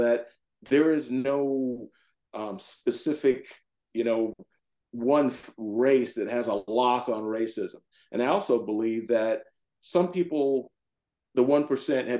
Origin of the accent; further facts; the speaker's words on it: the South, United States; now in Howard County, Maryland, United States; I grew up in the South